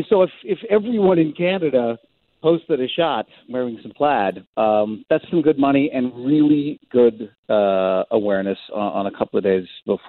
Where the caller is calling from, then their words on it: Los Angeles, California, United States; Someday when I can come back over the border, I'm calling from Los Angeles because it's not been easy, and we can't quarantine at the moment.